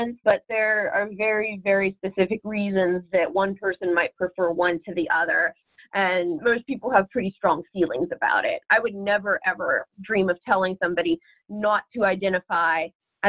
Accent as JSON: {"language": "English", "town": "Martins Ferry", "region": "Ohio", "country": "United States", "tie": "born or raised there", "also_born_or_lived": "Columbus, Ohio", "said": "back where I'm from, my hometown, Martins Ferry"}